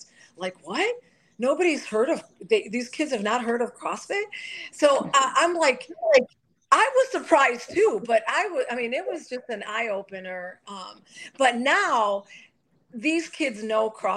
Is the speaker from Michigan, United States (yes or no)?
yes; Detroit, Michigan, United States; I grew up in Detroit